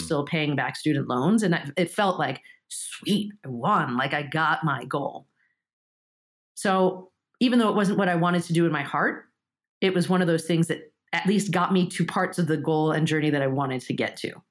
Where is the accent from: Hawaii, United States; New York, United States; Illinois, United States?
New York, United States; first language Japanese; English is a second language; also born or lived in Japan; I'm stuck having to bust to Flushing in New York to go to, to Japanese Saturday school